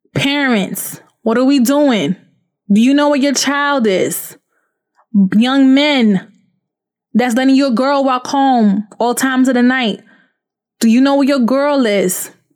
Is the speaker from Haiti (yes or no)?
yes; Haiti; moved away; also born or lived in Florida; I come from Haiti.